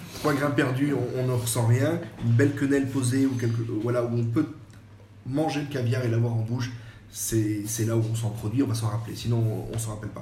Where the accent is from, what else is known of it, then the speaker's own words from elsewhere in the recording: French Riviera, Provence-Alpes-Côte d'Azur, France; also born or lived in Le Mans; now in Périgueux, France; je suis né au Mans. Donc quand j'ai ah, une année à peu près, je suis resté parce que mes parents sont sur la côte d'Azur. Donc en fait, j'ai été élevé beaucoup en Méditerranée